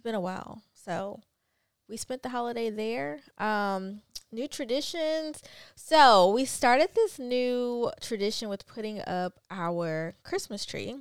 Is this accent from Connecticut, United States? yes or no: no; Pensacola, Florida, United States; moved away; we were actually in my home town, which is Pensacola.